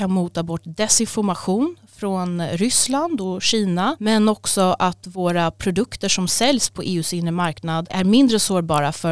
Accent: Stockholm, Stockholm County, Sweden; also born or lived in Albania; Jag är 37 år gammal, bor i Stockholm, uppvuxen här sedan jag var fem år gammal och eh, jag kom från Albanien tillsammans med min familj då när jag var fem år

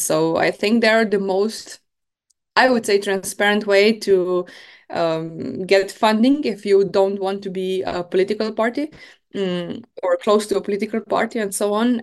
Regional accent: Maribor, Drava, Slovenia; I am from Slovenia, from Maribor.

